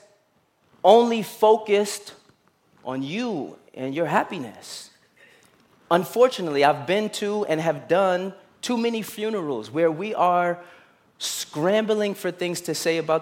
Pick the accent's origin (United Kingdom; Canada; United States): United States; New York City, New York; I grew up in Brooklyn and I played basketball